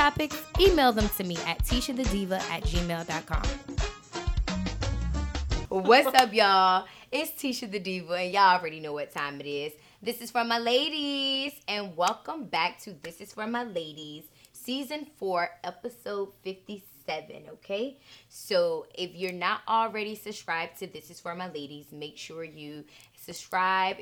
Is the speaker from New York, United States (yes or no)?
no; Norfolk, Virginia, United States; I'm from Norfolk